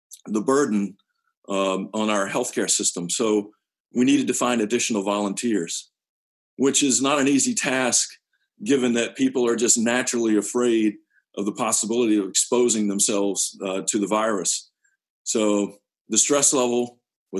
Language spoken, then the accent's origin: English; Fitchburg, Massachusetts, United States; I'm from Fitchburg.